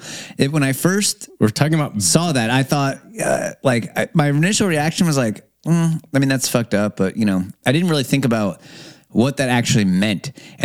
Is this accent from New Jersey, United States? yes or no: no; Ferndale, California, United States; two guys born and raised in Ferndale